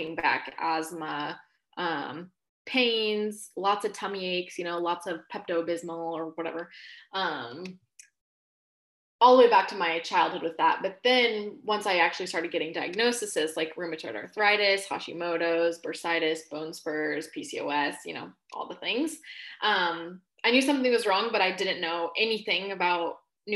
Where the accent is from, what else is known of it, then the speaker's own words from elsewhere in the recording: Alaska, United States; also born or lived in Washington State; now in Washington, United States; I was born and raised in Alaska